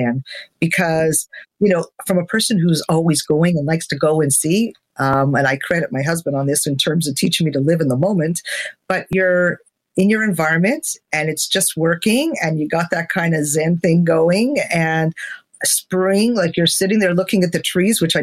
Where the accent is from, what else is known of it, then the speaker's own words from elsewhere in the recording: Montreal, Quebec, Canada; moved away; I'm from Montreal, so to not be able to go there and see and hug family is hard.